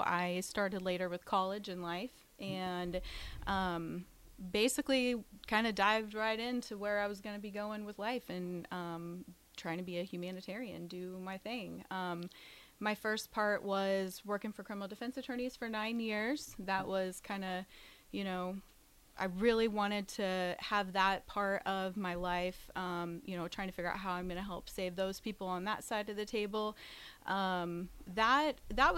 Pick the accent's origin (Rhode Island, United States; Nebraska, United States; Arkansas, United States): Nebraska, United States; Lincoln; I am from here in Lincoln.